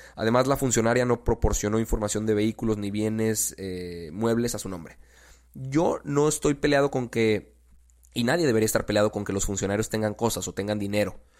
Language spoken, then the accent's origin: Spanish; Mexico; como mexicanos